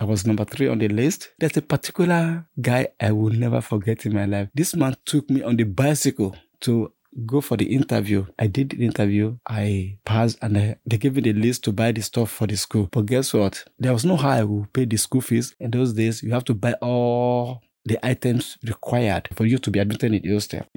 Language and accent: English; Ibadan, Oyo, Nigeria; moved away as an adult; now in United States; I was born in Ibadan, Oyo State, Nigeria